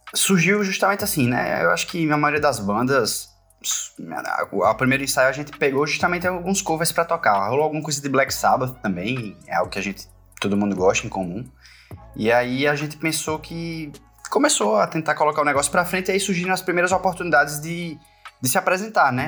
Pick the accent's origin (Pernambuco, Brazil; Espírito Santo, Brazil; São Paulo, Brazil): Pernambuco, Brazil; now in Paraíba, Brazil; eu sou pernambucano, apesar da banda ser paraibana, e eu moro na Paraíba há muito, muito tempo, desde 2001, na verdade, mas eu nasci em Pernambuco